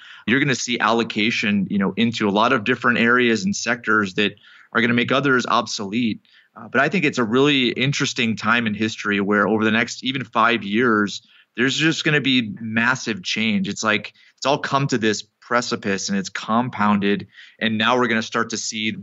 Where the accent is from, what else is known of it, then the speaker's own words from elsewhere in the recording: Connecticut, United States; I grew up in Connecticut